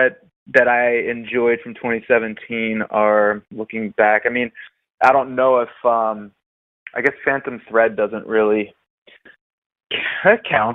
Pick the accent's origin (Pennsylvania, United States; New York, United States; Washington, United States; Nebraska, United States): New York, United States; Sleepy Hollow; moved away as an adult; also born or lived in Brooklyn, New York; now in Los Angeles, United States; I'm living in Los Angeles now. From New York, from Westchester, New York. I was born in Sleepy Hollow.